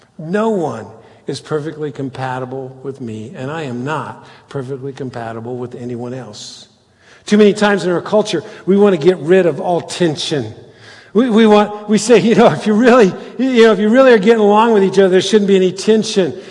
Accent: Cincinnati, Ohio, United States; we're Cincinnatians

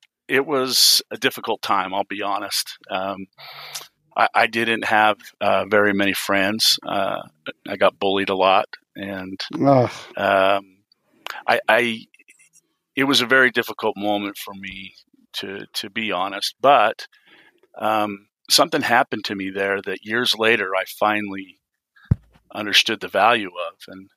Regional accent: Utah, United States; born there; Well, I was born here in Utah. I grew up all over the place.

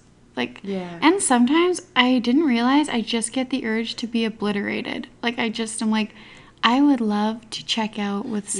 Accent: Alberta, Canada; now in Okanagan, Canada; since moving to the Okanagan. I'm from Alberta

